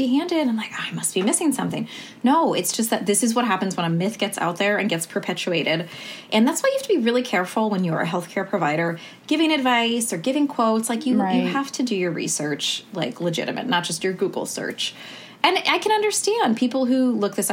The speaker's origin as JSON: {"language": "English", "region": "New York", "country": "United States", "tie": "born or raised there", "also_born_or_lived": "New Orleans, United States", "moved": "as an adult", "lives_now": "Portland, United States", "said": "I grew up in New York, but went to medical school in New Orleans"}